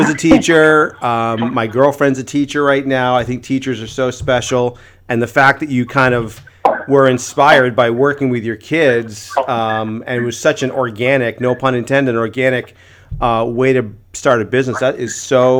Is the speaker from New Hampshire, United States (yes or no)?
yes; Rye, New Hampshire, United States; we were both growing up in Rye